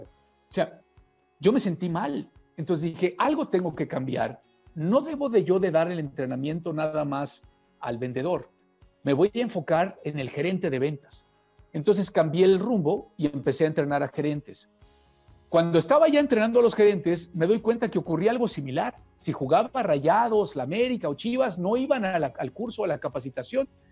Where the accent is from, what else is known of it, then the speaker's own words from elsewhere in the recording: Puebla, Mexico; yo soy poblano